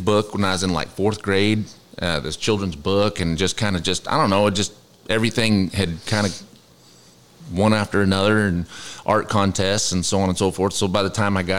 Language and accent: English; Durango, Colorado, United States; moved away as an adult; also born or lived in Wyoming / Arizona / Nashville; I was born in Durango, Colorado